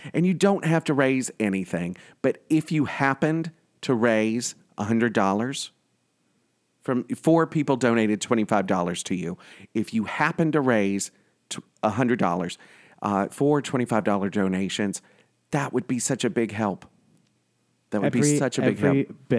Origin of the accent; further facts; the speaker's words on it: New York, United States; So me being a New Yorker and part of Cuomo's End AIDS by 2020, and we're well on our way.